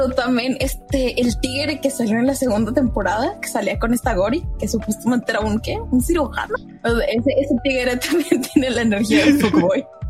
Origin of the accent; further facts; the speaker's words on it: Mexico; yo soy mexicano